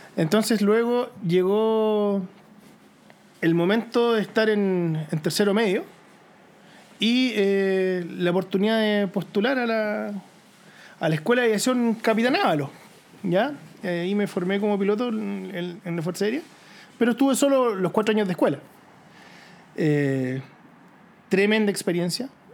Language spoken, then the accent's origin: Spanish; near Curacaví, Santiago Metropolitan Region, Chile; yo crecí eh, cerca de Curacaví, al interior, ¿cierto? Campo